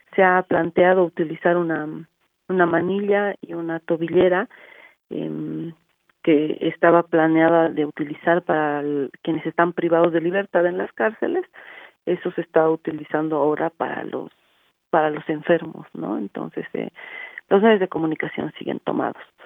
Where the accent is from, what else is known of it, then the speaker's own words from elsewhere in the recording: Bolivia; nosotras como, como pueblo boliviano